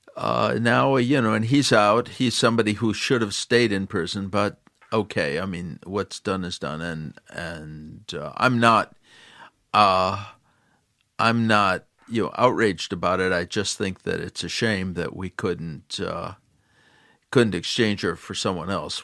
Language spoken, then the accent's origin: English; Chicago, Illinois, United States; When I was growing up, I grew up in Chicago